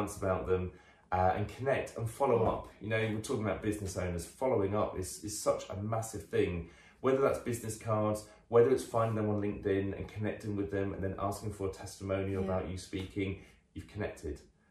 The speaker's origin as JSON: {"language": "English", "country": "United Kingdom", "said": "we're very British about"}